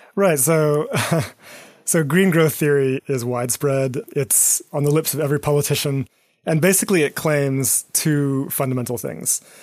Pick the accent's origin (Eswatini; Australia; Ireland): Eswatini; moved away; my backgrounds growing up in Eswatini in southern Africa